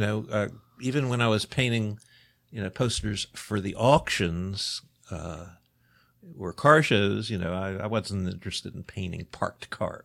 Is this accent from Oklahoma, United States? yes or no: no; Baltimore, Maryland, United States; I'm, you know, born and bred. I grew up in Baltimore City